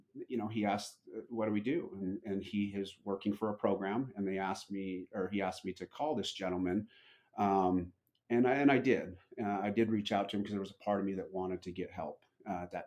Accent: Utah, United States; I was born and raised in Utah

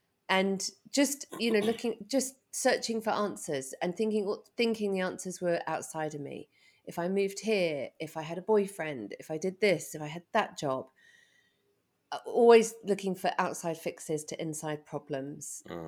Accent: England, United Kingdom; moved away; So I grew up in England and...

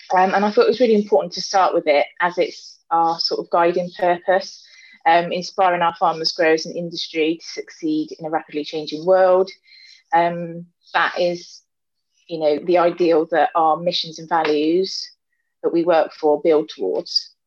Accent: Gloucestershire, South West England, United Kingdom; I'm from Gloucestershire and I um, not from farming background

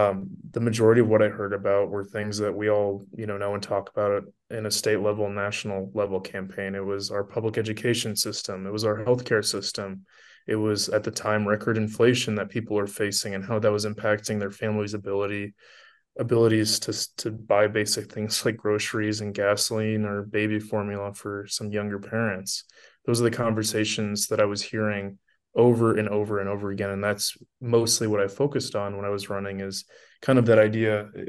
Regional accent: Cedar Rapids, Iowa, United States; also born or lived in Washington, D.C.; I was born and raised here in Cedar Rapids, I left to go to university at Georgetown in Washington, D.C. for 4 years. And literally within a couple of days of graduating, I came back to Iowa

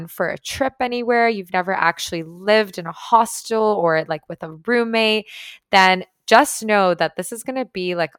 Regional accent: Toronto, Ontario, Canada; moved away as an adult; now in Tulum, Mexico; growing up in Toronto.

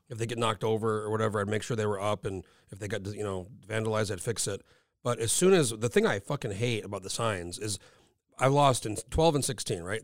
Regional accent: New Mexico, United States; now in Anchorage, United States; I'm from New Mexico originally

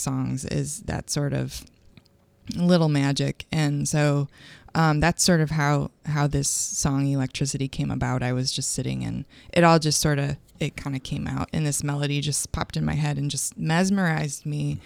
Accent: Grand Rapids, Michigan, United States; moved away as an adult; now in St. Louis, United States; I was gro-, growing up in Grand Rapids, Michigan

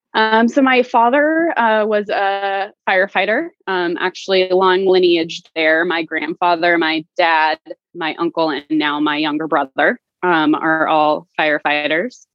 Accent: Stockton, California, United States; moved away; I am originally from the Central Valley, uh, so Stockton uh, proper, and my parents still live there

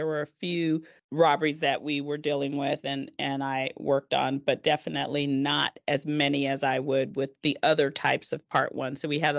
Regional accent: East Palo Alto, California, United States; Well, I am from East Palo Alto, California. I grew mm-hmm. up there. I spent most of my childhood there, as well as in parts of my childhood in Palo Alto as well.

